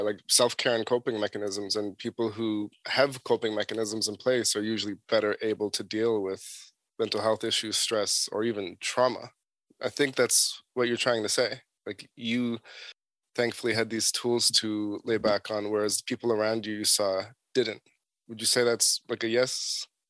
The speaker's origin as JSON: {"language": "English", "town": "Toronto", "region": "Ontario", "country": "Canada", "tie": "born or raised there", "said": "where I grew up in Toronto"}